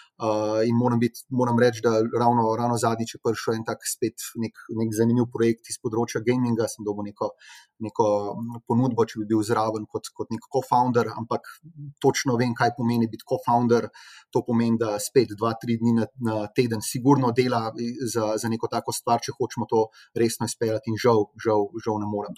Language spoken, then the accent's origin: Slovenian; Slovenia; smo Slovenci